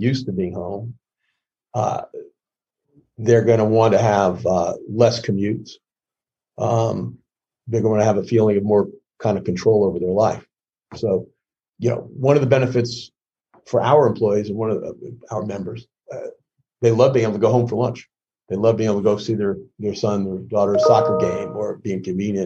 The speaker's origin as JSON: {"language": "English", "town": "New York City", "region": "New York", "country": "United States", "tie": "born or raised there", "said": "I grew up in the Bronx"}